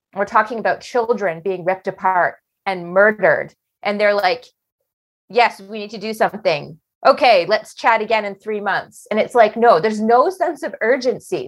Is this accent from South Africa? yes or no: no; Canada; we're Canadian